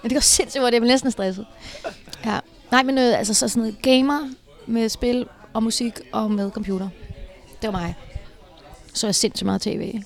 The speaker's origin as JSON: {"language": "Danish", "town": "Herlev", "region": "Capital Region of Denmark", "country": "Denmark", "tie": "born or raised there", "said": "min, at min opvækst i Herlev var helt fantastisk"}